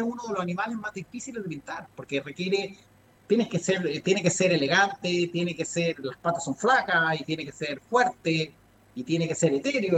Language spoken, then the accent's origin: Spanish; Ecuador; moved away; Yo viví en Ecuador. Mi infancia pasé en Ecuador